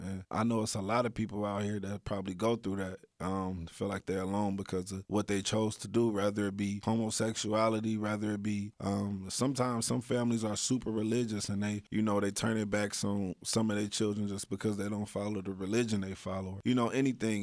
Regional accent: Dayton, Ohio, United States; growing up in Dayton, Ohio, you get exposed to a lot of negativity really fast.

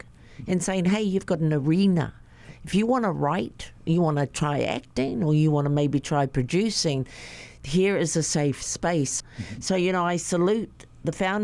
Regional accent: New Zealand; Growing up in New Zealand as a hapa girl, my dad's Māori, my mum is a haole, Caucasian

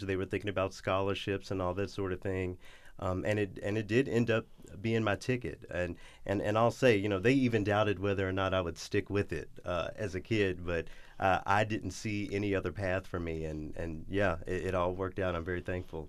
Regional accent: Memphis, Tennessee, United States; moved away as an adult; also born or lived in Los Angeles, California / Detroit, Michigan / Knoxville, Tennessee; I went to the University of Memphis, where, you know, in my hometown

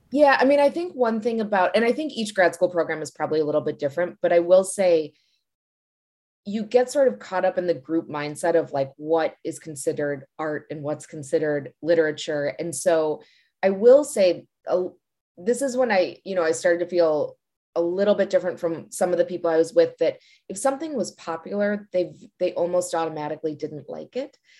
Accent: Glencoe, Illinois, United States; now in Washington, D.C., United States; I actually grew up in Glencoe, which is right nearby

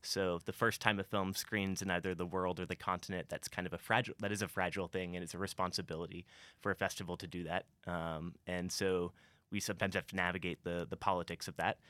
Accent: Columbia, Missouri, United States; I grew up in Columbia, I was born here

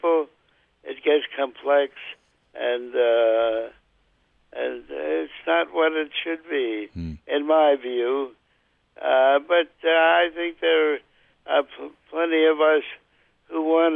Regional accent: New York City, New York, United States; now in Wisconsin, United States; I grew up in the borough of the Bronx

